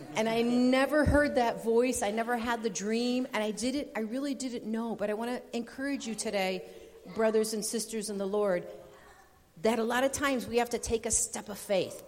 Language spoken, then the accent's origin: English; Rochester, New York, United States; moved away as an adult; also born or lived in Fulton, New York; now in Colombia; I'm originally from Rochester, and landed a job with Oswego County BOCES in Fulton, New York